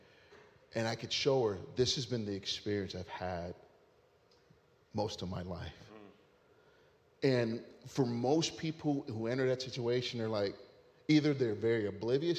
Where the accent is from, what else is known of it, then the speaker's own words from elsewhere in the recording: Ohio, United States; moved away; I was in my hometown in Ohio. All right. The place where I grew up